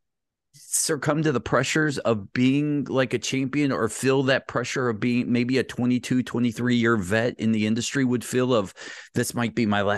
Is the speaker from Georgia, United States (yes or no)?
yes; Ellenwood, Georgia, United States; I grew up in Ellenwood, Georgia